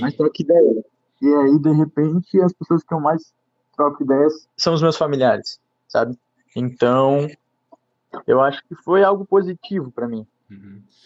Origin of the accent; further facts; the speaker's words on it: Guabiruba, Santa Catarina, Brazil; eu sou da Guabiruba, que eu moro em Guabiruba.